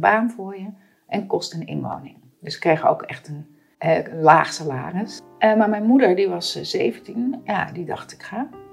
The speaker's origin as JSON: {"language": "Dutch", "town": "Amsterdam", "region": "North Holland", "country": "Netherlands", "tie": "born or raised there", "said": "ik ben ook geboren in de Watergraafsmeer en opgegroeid"}